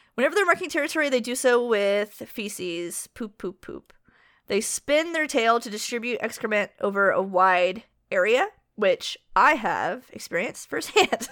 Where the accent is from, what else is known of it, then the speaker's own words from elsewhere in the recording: United States; I'm an American